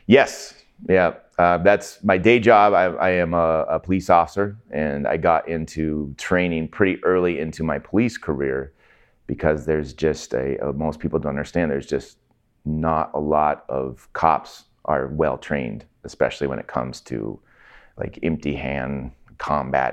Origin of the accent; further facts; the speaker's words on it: Everett, Washington, United States; I grew up in Everett